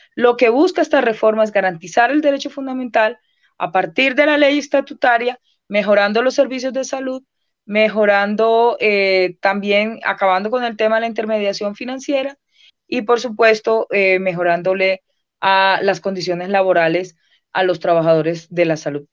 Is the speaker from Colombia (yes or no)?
yes; Colombia; somos todos los colombianos y las colombianas